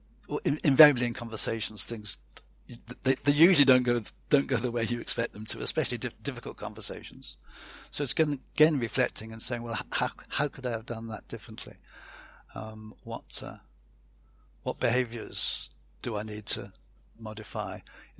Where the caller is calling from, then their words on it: Fleet, South East England, United Kingdom; I'm saying goodbye from Fleet in the Hampshire countryside.